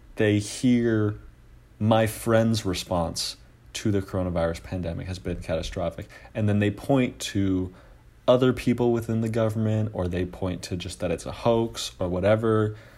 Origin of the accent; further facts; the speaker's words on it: Oakland, California, United States; I'm from Oakland, California